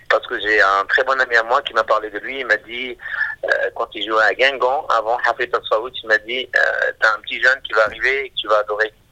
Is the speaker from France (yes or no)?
no; Oran, Oran Province, Algeria; Je suis né à Oran, j'ai grandi à Oran.